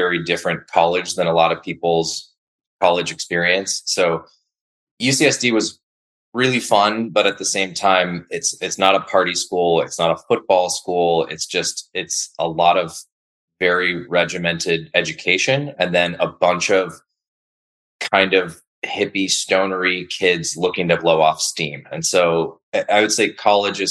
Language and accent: English; San Diego, California, United States; also born or lived in Los Angeles; I'm born and raised in San Diego, Southern California native